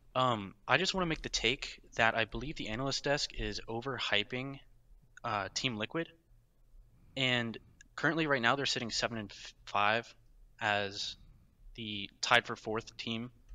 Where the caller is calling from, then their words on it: Fairfax, Virginia, United States; calling from Fairfax, Virginia right now, currently on campus